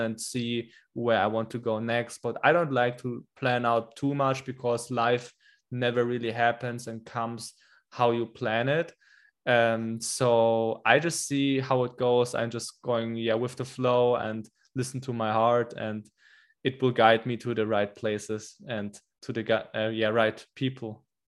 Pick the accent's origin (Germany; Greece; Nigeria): Germany; English is a second language; I came back to Germany to my home country here like four months ago